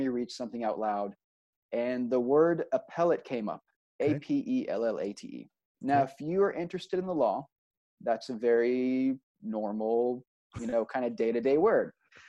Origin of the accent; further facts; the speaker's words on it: Austin, Texas, United States; moved away as an adult; also born or lived in Israel / New York; So I end up growing up in Texas, but specifically in Austin. And so, you know, Austin is kind of, when you grew up in Austin, it's Austin first, Texas second.